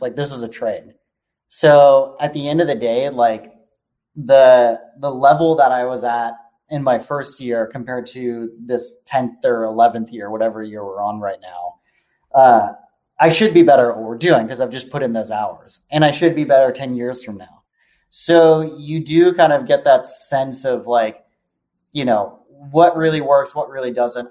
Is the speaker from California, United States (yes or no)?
yes; Palo Alto, California, United States; I was born in Palo Alto